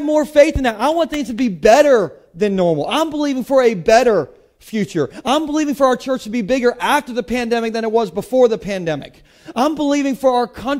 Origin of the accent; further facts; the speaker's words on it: United States; I'm from Sussex County